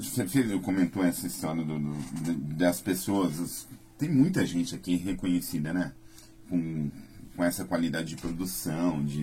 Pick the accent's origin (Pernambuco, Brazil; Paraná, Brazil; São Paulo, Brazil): Paraná, Brazil; Jacarezinho; Eu, eu sou de Jacarezinho.